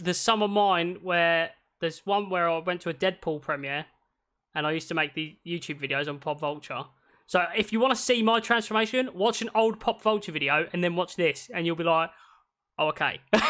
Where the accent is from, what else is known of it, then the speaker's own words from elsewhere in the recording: Scotland, United Kingdom; Yeah, I'm Scottish.